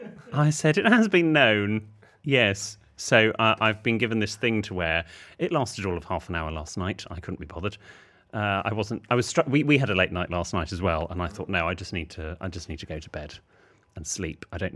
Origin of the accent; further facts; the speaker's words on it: England, United Kingdom; as an Englishman